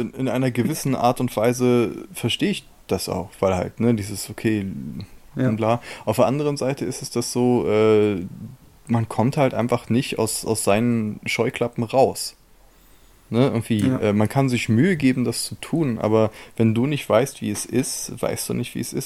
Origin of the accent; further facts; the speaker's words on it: Germany; als Deutscher